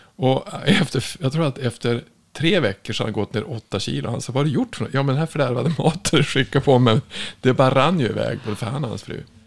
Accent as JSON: {"language": "Swedish", "region": "Norrland", "country": "Sweden", "said": "jag kommer ifrån Norrland"}